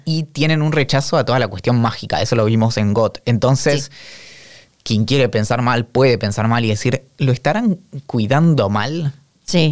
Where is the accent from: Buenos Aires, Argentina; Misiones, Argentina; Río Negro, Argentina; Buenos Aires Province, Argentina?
Río Negro, Argentina; Bariloche; yo soy nacido y criado en Bariloche